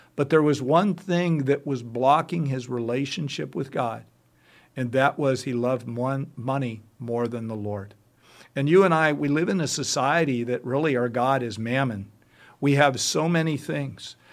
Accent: United States; as an American

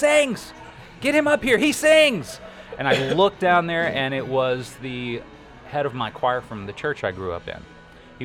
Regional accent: Corsicana, Texas, United States; I grew up near Corsicana

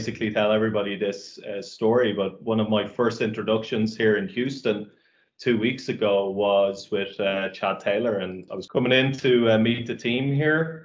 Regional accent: Ireland; also born or lived in Dublin, Ireland; I'm Irish and obviously very proud of being Irish.

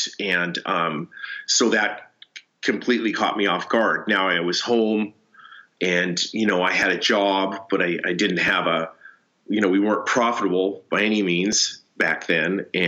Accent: Seattle, Washington, United States; born there; also born or lived in Tacoma / Chehalis; My dad was a banker. We moved around. I was born in Seattle, moved to Tacoma, moved to Chehalis, did some interesting things down there, caught chickens as an example.

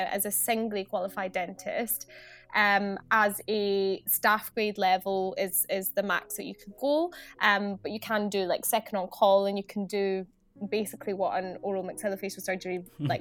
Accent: Scotland, United Kingdom; moved away as an adult; also born or lived in Glasgow; now in England; I come from Scotland. I'm based down south now

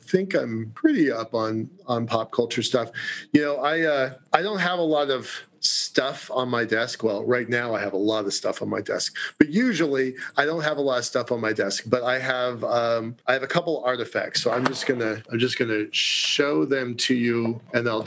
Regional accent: Puget Sound area near Seattle, Washington, United States; We grew up in the Puget Sound area near Seattle

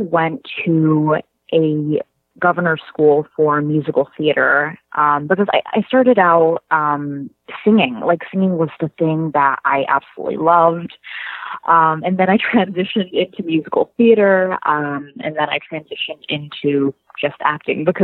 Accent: North Chesterfield, Virginia, United States; I grew up in North Chesterfield, Virginia

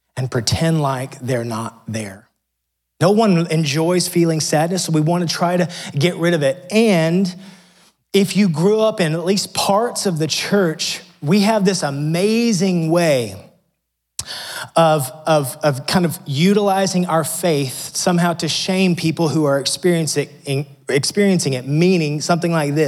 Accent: United States; growing up in America

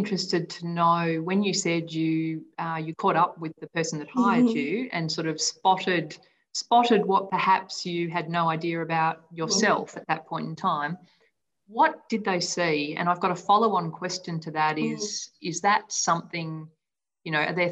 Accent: Hong Kong; moved away; I grew up in Hong Kong

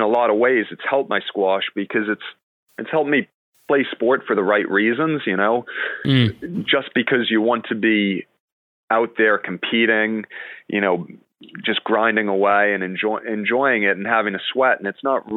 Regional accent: New York City, New York, United States; also born or lived in Hartford, Connecticut; growing up in Manhattan there 20 years ago

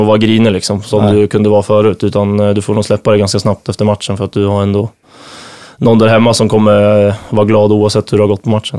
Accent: Nyköping, Södermanland, Sweden; moved away as an adult; now in Visby, Sweden; ute på Arnö i Nyköping, där jag kommer ifrån

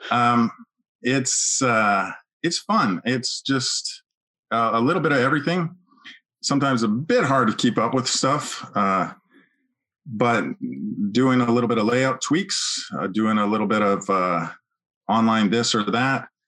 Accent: Edmonton, Alberta, Canada; now in United States; Yeah, Edmonton, Alberta.

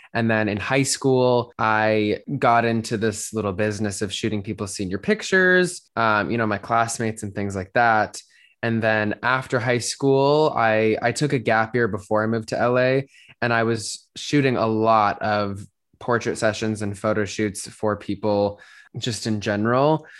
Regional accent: Denver, Colorado, United States; moved away as an adult; now in Los Angeles, United States; I grew up in Denver, Colorado, and then moved to Los Angeles almost four years ago now

